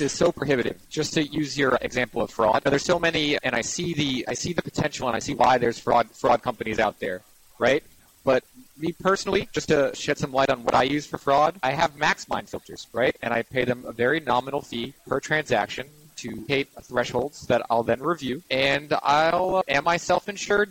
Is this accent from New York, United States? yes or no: yes; New York City, New York, United States; I'm born and raised in Manhattan